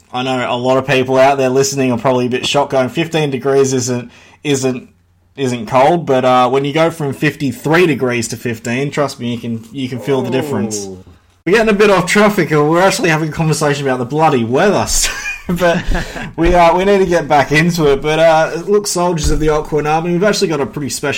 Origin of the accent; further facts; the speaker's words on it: Australia; I'm Australian